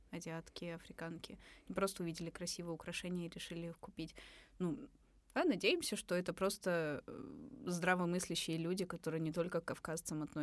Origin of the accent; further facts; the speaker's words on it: Kyrgyzstan; а я кыргыз хороший